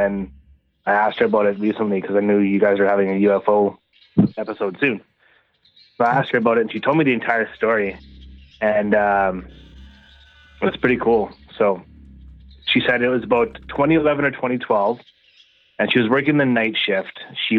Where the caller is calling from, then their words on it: Manitoba, Canada; …, Manitoba.